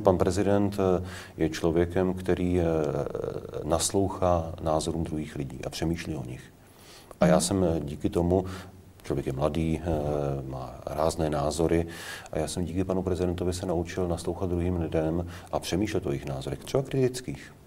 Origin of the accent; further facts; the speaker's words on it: Prague, Czechia; Já jsem Pražák.